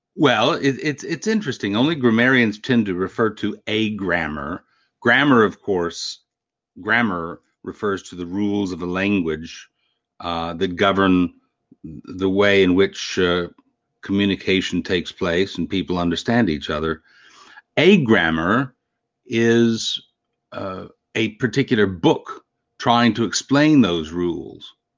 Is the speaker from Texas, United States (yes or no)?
yes; Canyon, Texas, United States; I grew up in the Panhandle of Texas in a little college town called Canyon